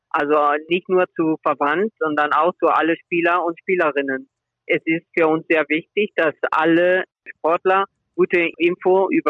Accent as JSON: {"language": "German", "town": "Remscheid", "region": "North Rhine-Westphalia", "country": "Germany", "tie": "born there", "said": "mein Bruder und ich, wir sind beide in, in Remscheid geboren. Deswegen in Remscheid. Aber beide Eltern aus Spanien."}